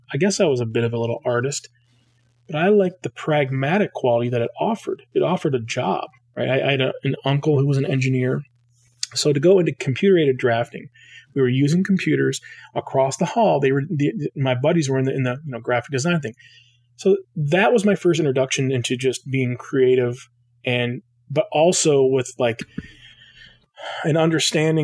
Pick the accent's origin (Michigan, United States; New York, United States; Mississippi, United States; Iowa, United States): Michigan, United States; also born or lived in Detroit, Michigan; now in Portland, United States; I am from Michigan. That's where I was, where I grew up. I was born in Detroit.